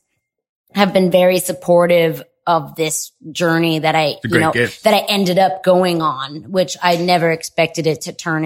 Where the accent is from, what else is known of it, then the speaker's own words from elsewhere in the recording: Broward County, South Florida, United States; moved away; I got my start in South Florida. That's where I grew up. That's where I'm from Broward County